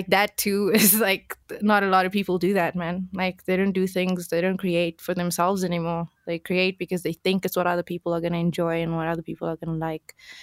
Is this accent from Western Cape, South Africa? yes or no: yes; Cape Town, Western Cape, South Africa; I come from Alsace River, right? And that's in Cape Town. And all the places, like, I went to Alsace River High